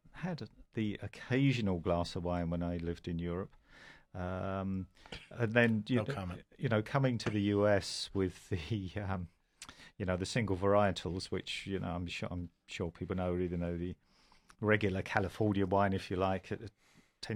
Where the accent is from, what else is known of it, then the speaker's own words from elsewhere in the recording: England, United Kingdom; now in United States; I'm from England originally